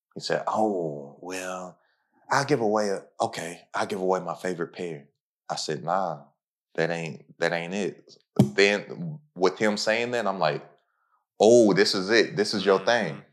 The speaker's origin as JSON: {"language": "English", "town": "Lexington", "region": "Kentucky", "country": "United States", "said": "I'm from Lexington, Kentucky, literally the tippy top of Kentucky"}